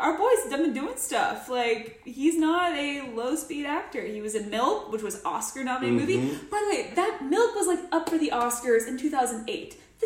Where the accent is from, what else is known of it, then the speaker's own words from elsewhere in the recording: United Kingdom; I'm a Brit.